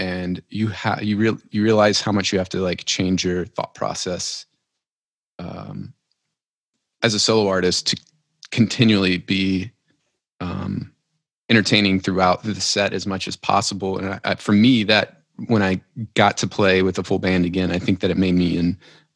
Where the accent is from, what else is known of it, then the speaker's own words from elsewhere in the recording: Tioga, Louisiana, United States; moved away as an adult; also born or lived in Lafayette, Louisiana; I'm originally from a small town